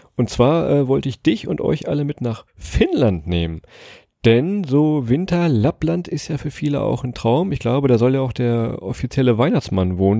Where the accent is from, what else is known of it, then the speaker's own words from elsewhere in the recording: Lower Saxony, Germany; wie wir Niedersachsen sagen